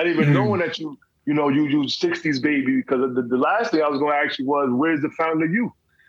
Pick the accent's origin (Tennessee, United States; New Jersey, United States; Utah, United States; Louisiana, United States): New Jersey, United States; I'm from Jersey. You know, I was born in 74.